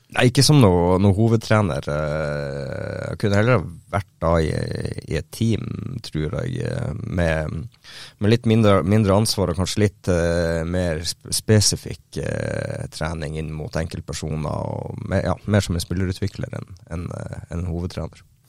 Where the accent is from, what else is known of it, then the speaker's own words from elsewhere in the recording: Northern Norway, Norway; hjemkommunen min og innom Bodø